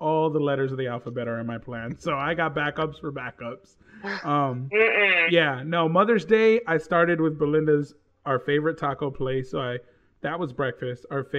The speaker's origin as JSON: {"language": "English", "region": "Texas", "country": "United States", "said": "I'm from Texas."}